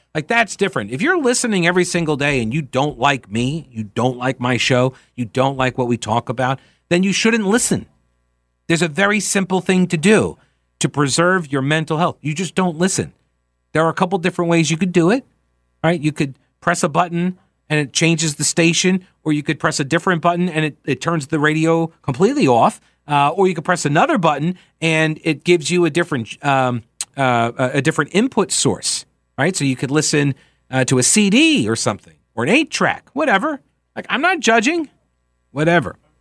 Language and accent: English; New York, United States; moved away; I'm from New York